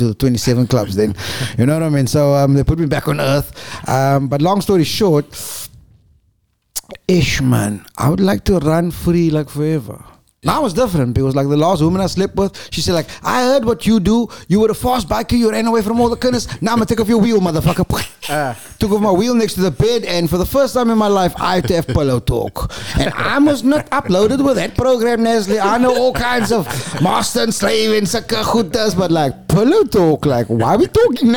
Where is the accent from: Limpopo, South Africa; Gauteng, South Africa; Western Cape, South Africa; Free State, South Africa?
Western Cape, South Africa; Cape Town; I was born in Lentegele, Clock Tower, and then went to Eastridge, Westridge, and Sakagut. But when we grew up, mommy and daddy both had to go to work